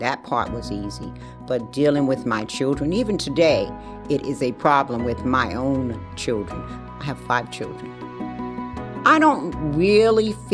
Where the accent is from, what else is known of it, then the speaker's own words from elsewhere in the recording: New York City, New York, United States; also born or lived in Bronx; I grew up in Harlem